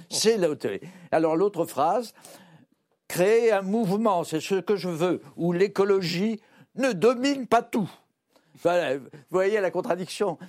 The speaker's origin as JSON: {"language": "French", "country": "France", "said": "Je suis français"}